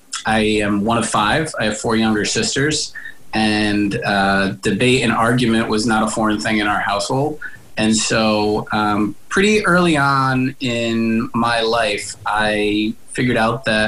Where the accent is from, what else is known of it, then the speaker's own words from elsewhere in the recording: Springfield, Massachusetts, United States; also born or lived in Providence; I grew up in Springfield, went to school here through high school, and then Providence College